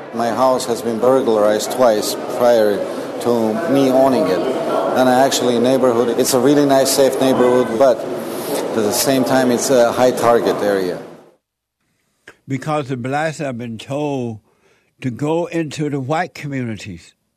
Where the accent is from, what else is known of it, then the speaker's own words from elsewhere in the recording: Alabama, United States; moved away; the house I grew up in in Alabama had a fireplace